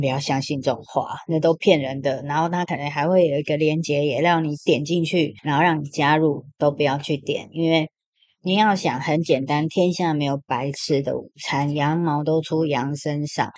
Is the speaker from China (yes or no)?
no; Taiwan; 我们台湾人